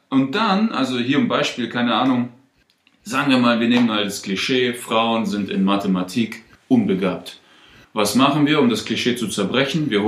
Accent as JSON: {"language": "German", "country": "Germany", "tie": "born or raised there", "also_born_or_lived": "Russia", "moved": "as an adult", "lives_now": "Stuttgart, Germany", "said": "groß geworden. Ich komme aus dem Dorf, ja. Aus einem sehr kleinen"}